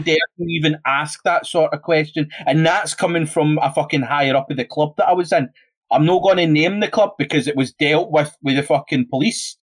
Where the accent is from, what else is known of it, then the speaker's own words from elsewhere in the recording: Scotland, United Kingdom; I'm fucking Scottish.